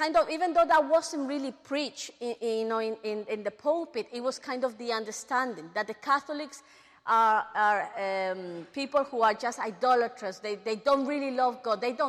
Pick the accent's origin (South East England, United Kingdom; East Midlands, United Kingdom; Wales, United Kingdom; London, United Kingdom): London, United Kingdom; we are growing up in England, especially in London